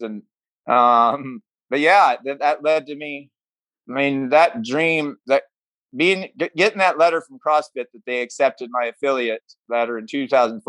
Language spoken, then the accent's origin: English; Mount Ayr, Iowa, United States; Mount Air, Iowa, which is kind of my hometown. It's a really small town